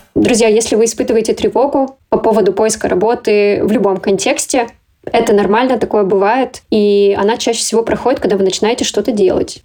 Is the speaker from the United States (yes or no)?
no; Kazakhstan; moved away; я как бы из Казахстана.